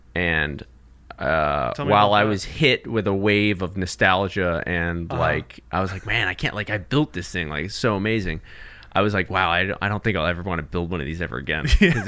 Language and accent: English; California, United States; So I'm from actually Southern California, but I lived in Northern California a little bit.